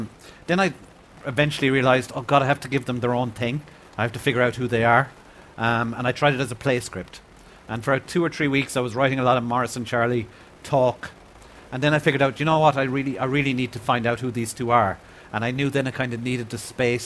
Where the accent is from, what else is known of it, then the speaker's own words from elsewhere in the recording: Ireland; growing up in Ireland in the 70s